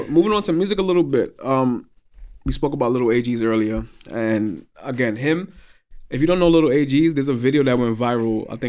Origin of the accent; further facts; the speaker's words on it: New York, United States; Yeah, I know what you mean. I'm from New York. I know how it goes.